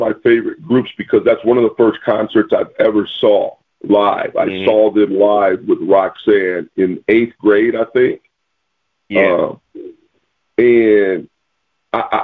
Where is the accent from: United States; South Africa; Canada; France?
United States; the Midwest, Illinois; I grew up in the Midwest